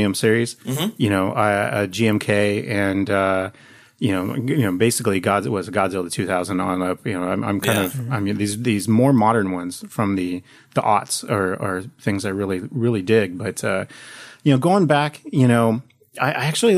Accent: Portland, Oregon, United States; born and raised in Portland

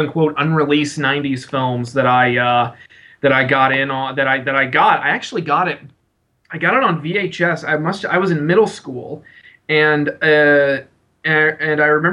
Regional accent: San Antonio, Texas, United States; now in Austin, United States; I was born and raised in San Antonio and living in Austin

